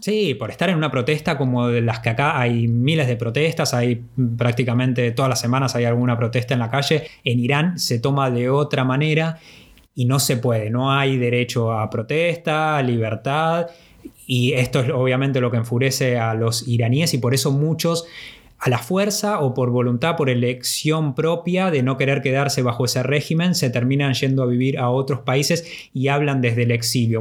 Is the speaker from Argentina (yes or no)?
yes; Argentina; ser del país del Papa Francisco